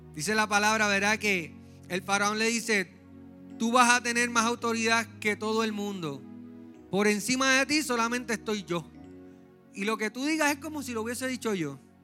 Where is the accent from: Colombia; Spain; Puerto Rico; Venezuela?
Puerto Rico; San Juan; now in Trujillo Alto, Puerto Rico; Yo soy un jíbaro de San Juan. Estamos viviendo en Trujillo Alto ahora.